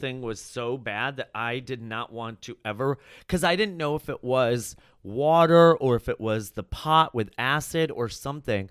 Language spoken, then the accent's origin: English; Chicago, Illinois, United States; I grew up in Chicago, and then I went to Columbia College there